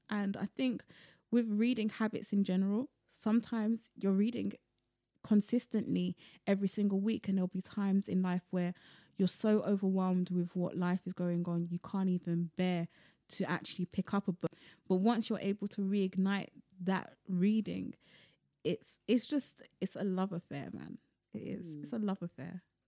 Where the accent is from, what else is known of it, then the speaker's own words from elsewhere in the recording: London, United Kingdom; I was born and bred in London